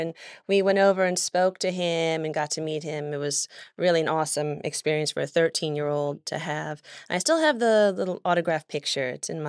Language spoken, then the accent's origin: English; Oklahoma City, Oklahoma, United States; born there; I was born in Oklahoma City. I don't have much of a recollection of anything about Oklahoma. I come from a military family. Both of my parents were in the Air Force, and we were stationed there briefly when I was born.